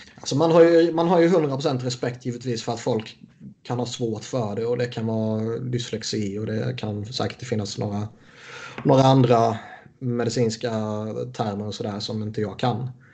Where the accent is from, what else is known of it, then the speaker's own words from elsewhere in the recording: Sweden; som svensk